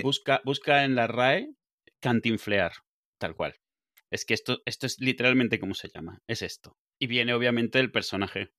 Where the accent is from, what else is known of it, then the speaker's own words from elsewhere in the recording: Benidorm, Valencian Community, Spain; moved away; also born or lived in Venezuela; ¿de dónde eres? Y digo, de venidor